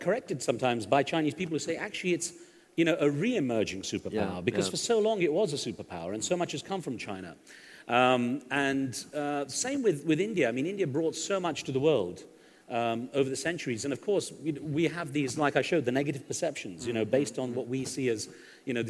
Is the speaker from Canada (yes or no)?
no; United Kingdom; moved away; I grew up in Britain